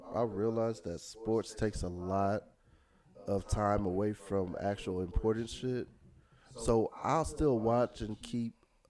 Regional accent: the Bay Area, California, United States; now in Houston, United States; I'm from the Bay, so I'm going for the home team.

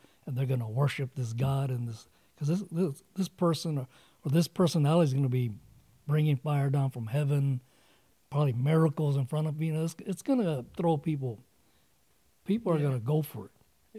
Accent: United States; I love this country, being born here, my parents, and then just being an American.

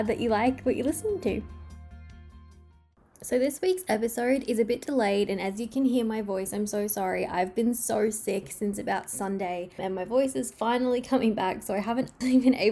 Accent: Australia; I love Australia so much. It is my home country and my favorite country in the world

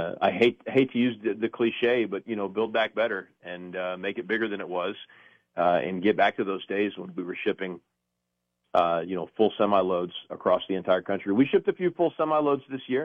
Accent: Texas, United States; now in Oklahoma, United States; I'm originally a Texan

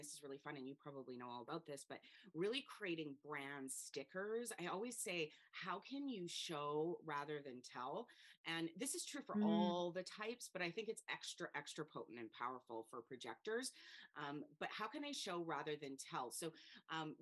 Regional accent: Canada; now in Spain; So I live in Spain. I'm from Canada

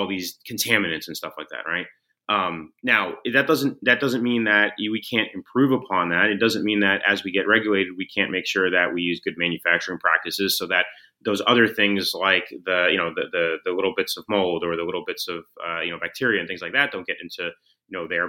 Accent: San Francisco, California, United States; growing up in San Francisco

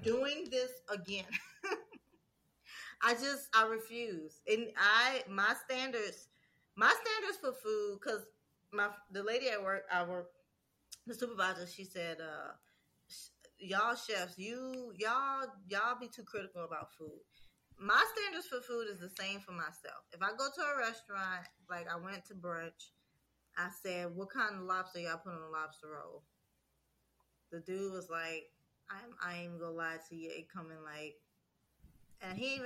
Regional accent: Louisiana, United States; I'm from Louisiana

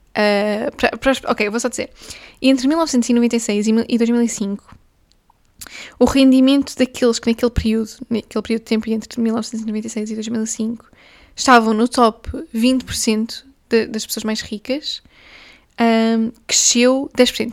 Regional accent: Portugal; eu sou portuguesa, eu bebo café desde, desde os 5 anos de idade

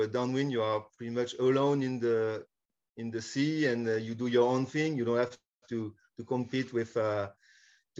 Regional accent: France; also born or lived in California, United States / northwest France; I'm from France, but I lived in California for a couple of years

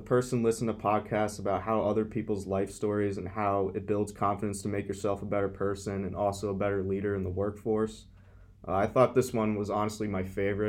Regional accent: Verona, New Jersey, United States; I'm from Verona, New Jersey

